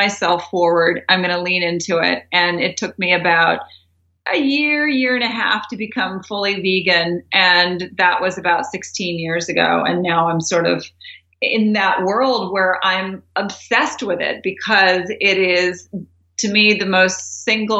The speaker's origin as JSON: {"language": "English", "town": "Doraville", "region": "Georgia", "country": "United States", "tie": "born or raised there", "said": "I grew up in Doraville, Georgia"}